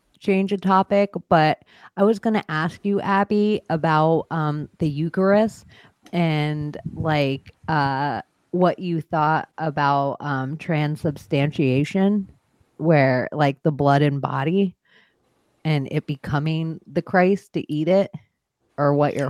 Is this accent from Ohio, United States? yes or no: no; Florida, United States; And then being in Florida, like I got Florida for Florida blood. I am from Florida.